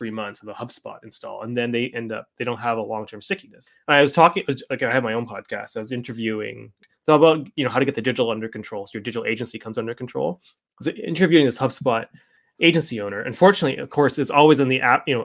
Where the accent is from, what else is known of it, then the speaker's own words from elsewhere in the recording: Canada; I mean, I'm Canadian